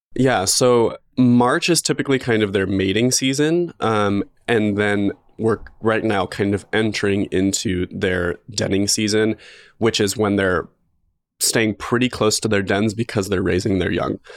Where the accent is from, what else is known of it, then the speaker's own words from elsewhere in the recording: Magic Valley, Idaho, United States; now in Boise, United States; I grew up in the Magic Valley in, like, a very rural, like, farm area.